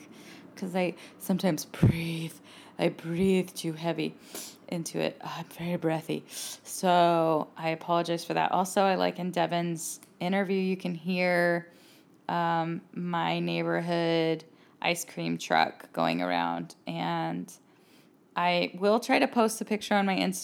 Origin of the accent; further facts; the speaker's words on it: Cerritos, California, United States; now in Los Angeles, United States; I'm from Cerritos